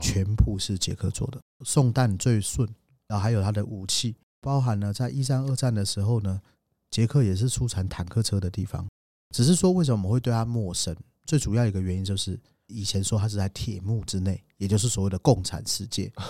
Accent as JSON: {"language": "Chinese", "country": "Taiwan", "said": "我们台湾人"}